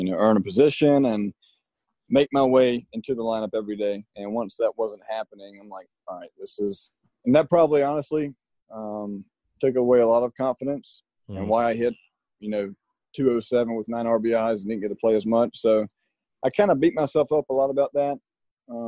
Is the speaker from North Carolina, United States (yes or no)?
no; Terrell, South Carolina, United States; I grew up in Terrell and wasn't around big colleges